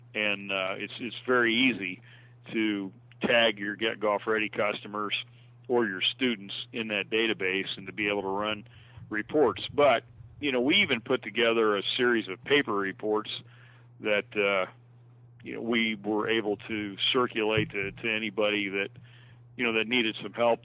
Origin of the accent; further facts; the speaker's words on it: Logansport, Indiana, United States; I got a job working on a par three course in my hometown of Logansport, Indiana